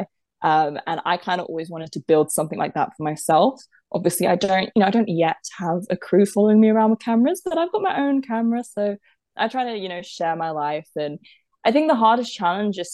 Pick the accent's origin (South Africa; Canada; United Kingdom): United Kingdom; I'm British